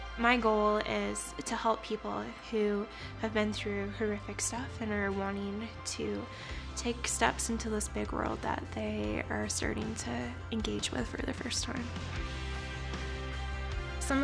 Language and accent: English; Canada; I'm originally from Canada